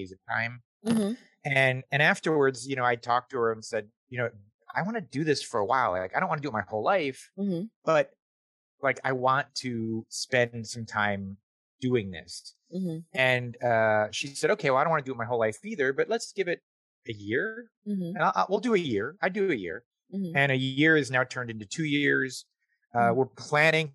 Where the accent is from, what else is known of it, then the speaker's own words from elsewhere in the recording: Tempe, Arizona, United States; moved away as an adult; I'm from Tempe, Arizona, which is a little suburb